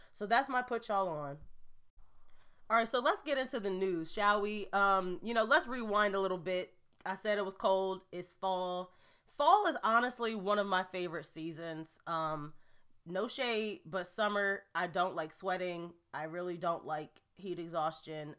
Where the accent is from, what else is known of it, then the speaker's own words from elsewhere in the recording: Gary, Indiana, United States; now in New Jersey, United States; I haven't been back to my hometown of Gary, Indiana, since my grandmother's funeral six years ago